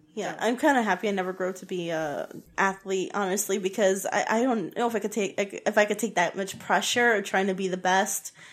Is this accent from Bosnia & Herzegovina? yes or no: no; Puerto Rico; I'm from Puerto Rico. I'm Puerto Rican